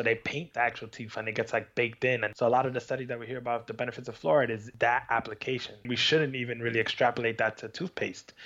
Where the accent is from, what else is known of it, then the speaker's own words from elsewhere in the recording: New York, United States; born and raised in New York.